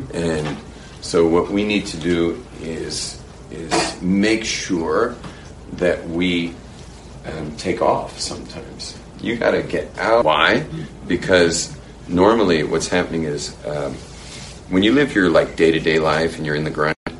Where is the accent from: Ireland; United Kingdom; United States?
United States; moved away; when I was a young kid growing up in America